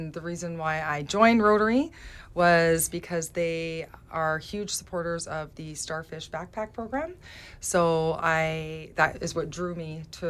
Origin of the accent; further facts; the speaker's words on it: Burnaby, British Columbia, Canada; also born or lived in Langley / Cloverdale; now in Mission, Canada; So quickly, I was born in Langley, BC. And then I guess I grew up in my childhood life in Burnaby, and then my early adult life in Cloverdale. And then 8 years ago, I made my way to Mission.